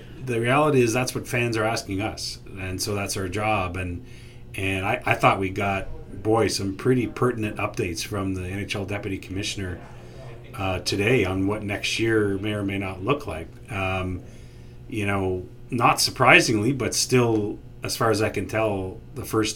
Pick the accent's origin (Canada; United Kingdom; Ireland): Canada; as a Canadian living in Toronto